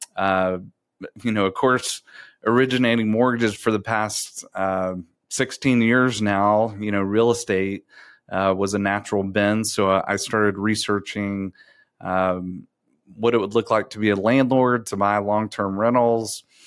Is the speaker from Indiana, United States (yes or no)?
no; Round Rock, Texas, United States; also born or lived in Abilene, Texas; grew up in Round Rock, Texas